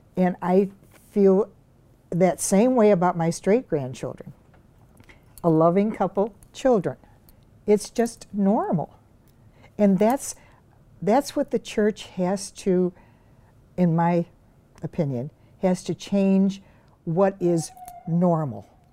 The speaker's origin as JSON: {"language": "English", "town": "Glenview", "region": "Illinois", "country": "United States", "tie": "born or raised there", "moved": "yes", "lives_now": "Elm Grove, United States", "said": "I grew up in Glenview, Illinois, which is a western suburb of Chicago"}